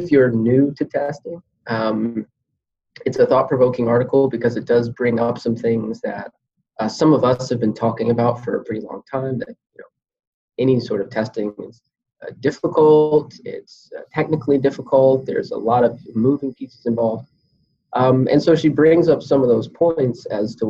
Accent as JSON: {"language": "English", "region": "Georgia", "country": "United States", "tie": "born or raised there", "also_born_or_lived": "China / Singapore", "moved": "as an adult", "lives_now": "Connecticut, United States", "said": "I was from Georgia originally, so I came up in the deep south"}